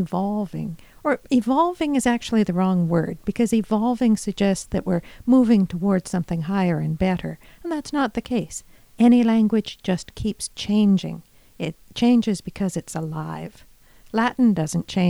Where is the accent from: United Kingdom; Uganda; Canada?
Canada; Edmonton, Alberta; moved away as an adult; also born or lived in Grande Prairie; now in Fort McMurray, Canada; Alberta born. Yeah. I come from Edmonton originally, and I haven't gone very far from there